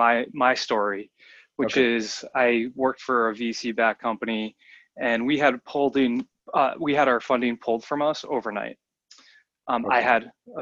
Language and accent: English; outside of the Boston area, Massachusetts, United States; I grew up outside of the Boston area